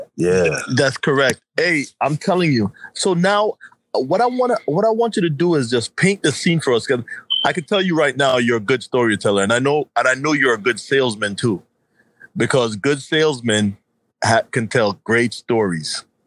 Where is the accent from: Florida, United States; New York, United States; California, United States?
New York, United States; we're both from New York